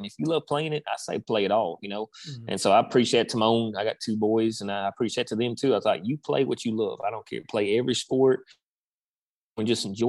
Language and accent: English; Minnesota, United States; born there; Funny story. My dad, we're not originally from here. I was born in Minnesota. That's where my dad's from.